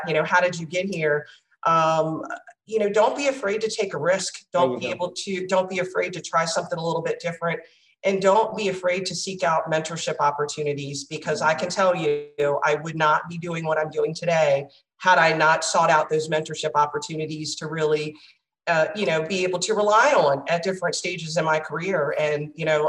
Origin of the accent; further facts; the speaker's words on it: Charles County, Southern Maryland, United States; I am a Southern Maryland girl born in Charles County, seventh generation, born here